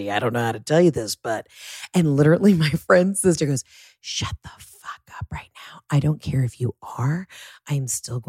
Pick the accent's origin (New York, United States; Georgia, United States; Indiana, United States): Georgia, United States; We were like the only two girls from Georgia.